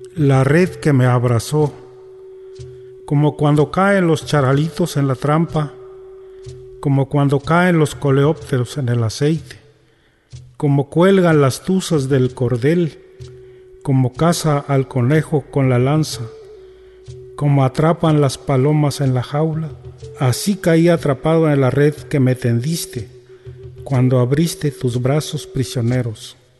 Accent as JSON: {"language": "Spanish", "town": "San Juan Guelavía", "region": "Oaxaca", "country": "Mexico", "tie": "born or raised there", "said": "Soy oriundo de San Juan Gravía."}